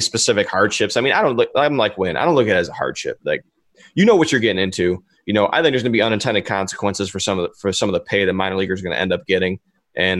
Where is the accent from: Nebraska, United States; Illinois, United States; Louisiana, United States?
Illinois, United States; Chicago; I'm from Chicago